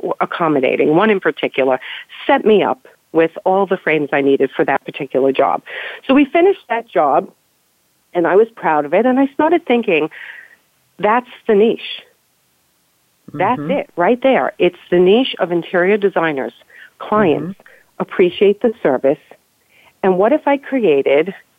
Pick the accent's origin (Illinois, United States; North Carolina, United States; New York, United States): New York, United States; We grew up in New York